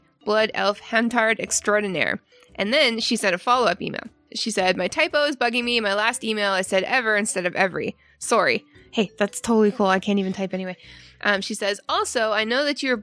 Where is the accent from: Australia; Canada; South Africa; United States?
Canada; moved away; I used to work at a Domino's Pizza in my hometown back in Canada years ago